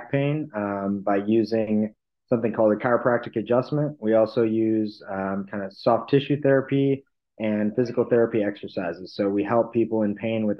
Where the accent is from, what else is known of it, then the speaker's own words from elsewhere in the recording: Barrington, United States; Dr. Van Ness in Barrington